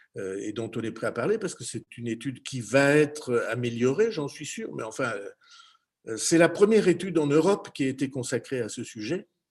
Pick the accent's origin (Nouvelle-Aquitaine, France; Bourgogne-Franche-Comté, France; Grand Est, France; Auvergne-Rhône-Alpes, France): Nouvelle-Aquitaine, France; Béarn; chez nous en Béarn, dans les Pyrénées